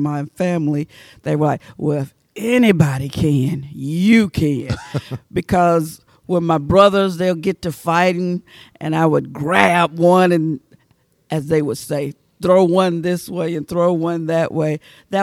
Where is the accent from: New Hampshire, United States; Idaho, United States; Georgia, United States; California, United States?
Georgia, United States; Waverly Hall; moved away as an adult; also born or lived in Hamilton, Georgia / Athens, Georgia; I was born in Hamilton, Georgia, and grew up in Waverly Hall, Georgia.